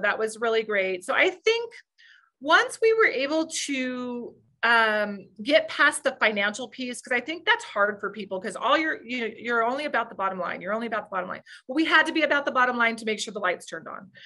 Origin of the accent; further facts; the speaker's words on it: New Mexico, United States; I grew up in New, a small town in New Mexico